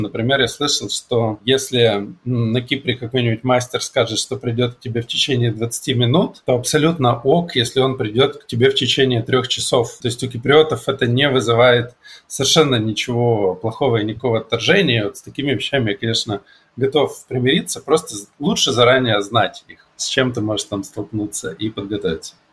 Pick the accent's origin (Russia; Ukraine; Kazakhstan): Russia; Siberia; moved away; also born or lived in Krasnoyarsk; Я сибиряк, который привык к такому климату